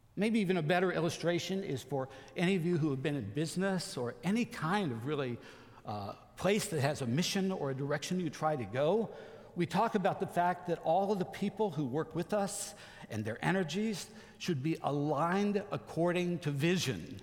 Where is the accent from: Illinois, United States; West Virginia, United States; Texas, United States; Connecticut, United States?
West Virginia, United States; I grew up in West Virginia